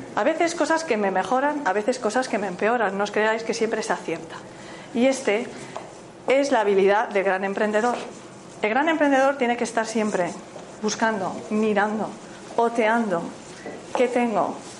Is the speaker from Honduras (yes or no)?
no; Galicia, Spain; Yo soy gallega